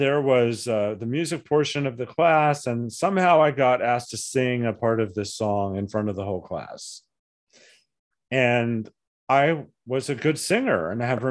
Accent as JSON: {"language": "English", "town": "Flagstaff", "region": "Arizona", "country": "United States", "tie": "born or raised there", "also_born_or_lived": "Tucson, Arizona / Portsmouth, New Hampshire / Little Rock, Arkansas / Yuma, Arizona", "said": "I ended up growing up in Flagstaff"}